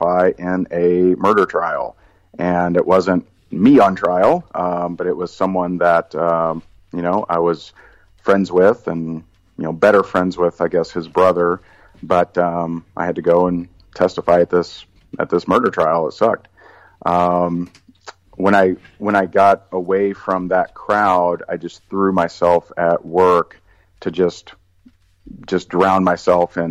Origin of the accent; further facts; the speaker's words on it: Indiana, United States; I grew up in Indiana